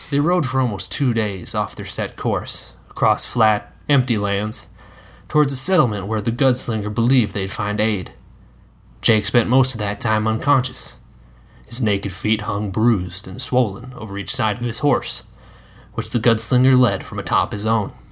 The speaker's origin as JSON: {"language": "English", "region": "South Dakota", "country": "United States", "tie": "born or raised there", "said": "my home state"}